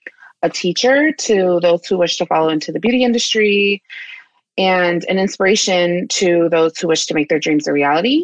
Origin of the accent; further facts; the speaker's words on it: Washington, District of Columbia, United States; moved away as an adult; also born or lived in San Francisco Bay Area; now in San Francisco, United States; I'm originally from Washington, D.C., but I've been living in the Bay Area since 2015